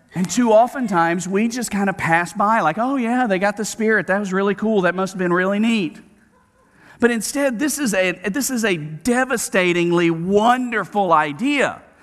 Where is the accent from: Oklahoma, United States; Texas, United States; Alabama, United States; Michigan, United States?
Alabama, United States; Birmingham; from Birmingham, Alabama, growing up on Camellia Road, going to Smith Middle School and Huffman High School